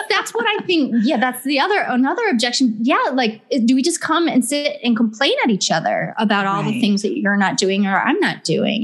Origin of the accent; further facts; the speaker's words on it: Ohio, United States; now in Southern California, United States; I'm from Ohio originally, and I live in Southern California now